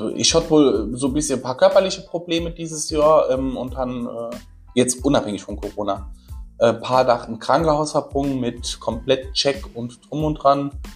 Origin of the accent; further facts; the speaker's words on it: Saarland, Germany; bei uns im Saarland